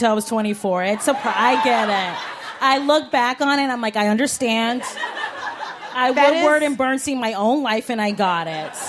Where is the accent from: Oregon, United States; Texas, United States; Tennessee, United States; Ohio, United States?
Ohio, United States; Cleveland; now in New York, United States; Like I love New York and New York is a part of me, but when I go back to the Cleve